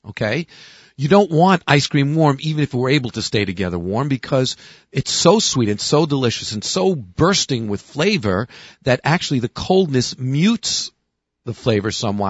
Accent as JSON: {"language": "English", "town": "New York City", "region": "New York", "country": "United States", "moved": "yes", "said": "Originally, I'm a Williamsburger"}